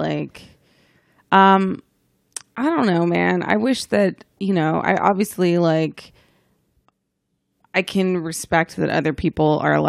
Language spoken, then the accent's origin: English; Dallas, Texas, United States; Yeah, I mean, you know, I'm from Dallas, so I get it.